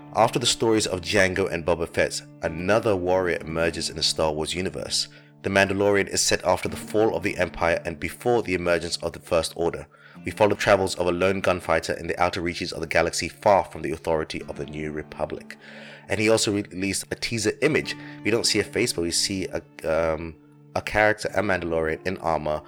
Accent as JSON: {"language": "English", "region": "London", "country": "United Kingdom", "tie": "born or raised there", "said": "the same town where I grew up, Finchley in North London"}